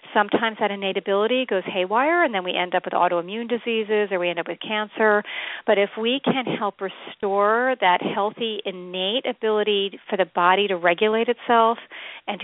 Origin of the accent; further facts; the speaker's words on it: Connecticut, United States; also born or lived in Norway; my hometown in Connecticut